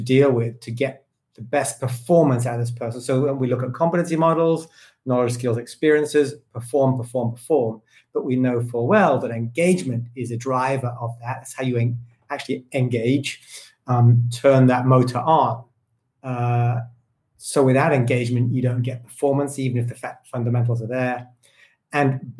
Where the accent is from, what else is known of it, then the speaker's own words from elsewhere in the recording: United Kingdom; me as a British person